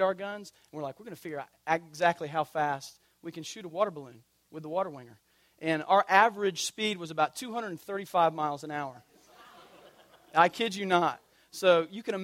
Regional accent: Tallahassee, Florida, United States; I grew up in Tallahassee, God's country

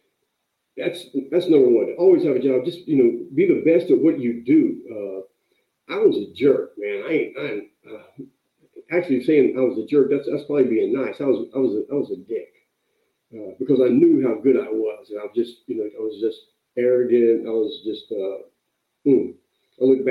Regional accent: North Carolina, United States; now in California, United States; I moved out to California from North Carolina. I was raised, working, picking tobacco during the summer. Lived with my grandmother.

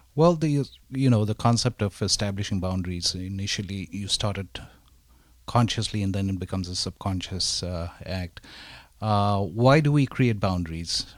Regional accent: Darjeeling, West Bengal, India; growing up in Darjeeling, India, uh, in an Asian family

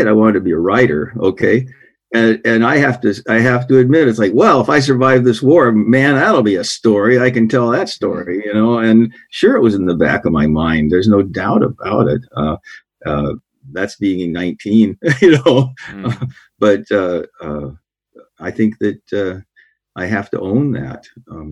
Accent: Oregon coast, United States; I grew up on the Oregon coast

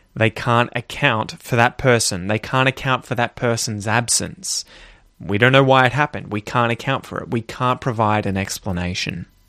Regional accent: Australia; I grew up in Australia

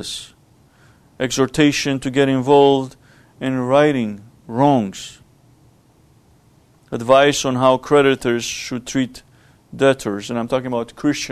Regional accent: Romania; moved away; Growing up in Romania was a poor country, socialist country led by a communist government. And we lived in poverty.

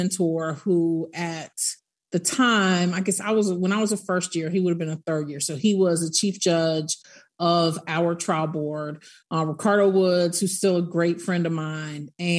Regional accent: Tallahassee, Florida, United States; born there; also born or lived in Netherlands / New Mexico / Nuremberg, Germany; I'm an Army brat, but my family is from Tallahassee, Florida, and I was born in Tallahassee because we were in transition when my mom was far along. So I was born in Tallahassee, but lived in Holland, White Sands, Missile Range, New Mexico, and Nuremberg, Germany.

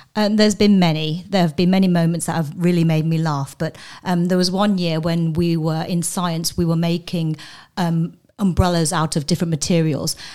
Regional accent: London, United Kingdom; moved away; also born or lived in Coventry; I'm from England, um, hometown. I have two loyalties. One is to London and one is to Coventry.

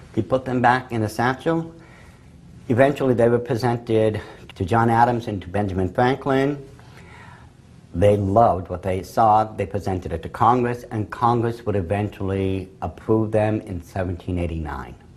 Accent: England, United Kingdom; I'm English.

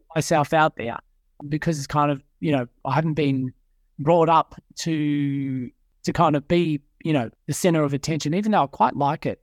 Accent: Melbourne, Victoria, Australia; moved away as an adult; now in Sydney, Australia; born and bred in Melbourne, grew up in a Christian Catholic family

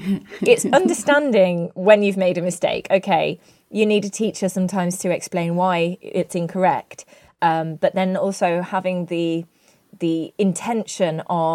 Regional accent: United Kingdom; Yeah, that's one hidden benefit of being British.

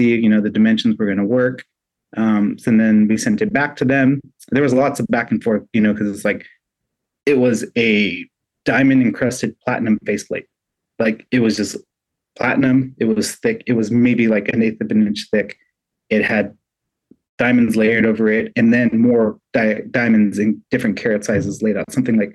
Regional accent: Southern California, United States; moved away as an adult; also born or lived in Oregon; now in Vancouver, Washington, United States; I grew up in Southern California, that's where I lived

